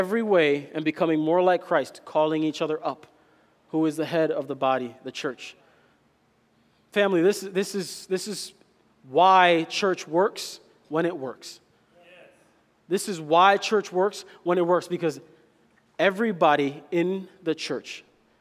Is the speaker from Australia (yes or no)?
no; Kenya; I'm Kenyan